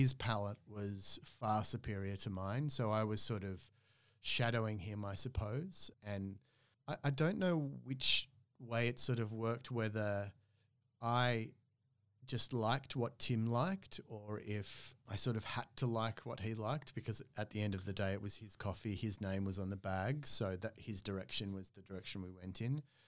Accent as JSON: {"language": "English", "country": "Australia", "also_born_or_lived": "Oslo, Norway", "moved": "as an adult", "said": "as an Australian"}